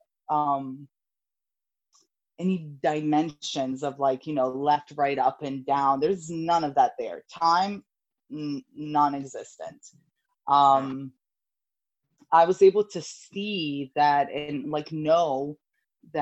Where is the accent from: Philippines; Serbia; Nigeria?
Serbia; moved away; I was 7 years old, and I grew up in Europe. My mother's Italian, my father's Serbian. And at this time, we were living in Serbia